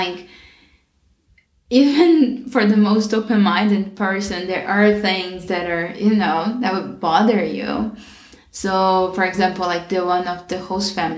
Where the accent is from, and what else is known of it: Brazil; born or raised there; English is a second language; moved away as an adult; now in Washington, United States